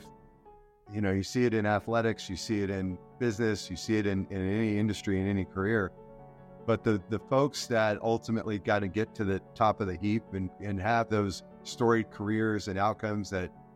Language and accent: English; El Centro, California, United States; down in my hometown of El Centro, California